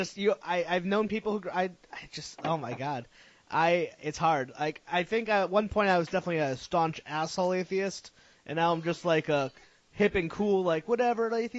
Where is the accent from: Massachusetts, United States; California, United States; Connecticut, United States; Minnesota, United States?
Connecticut, United States; moved away as an adult; now in Providence, United States; I grew up in Connecticut, so I moved here about 4 years ago. And I'm actually in Providence, so I'm in the capital.